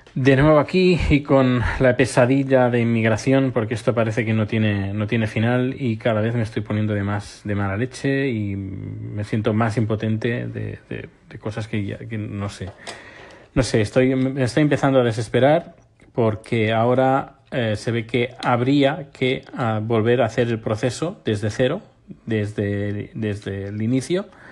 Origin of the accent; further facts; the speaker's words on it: Spain; now in Sweden; mi pasaporte español, es decir, como español viviendo, residiendo en, Suecia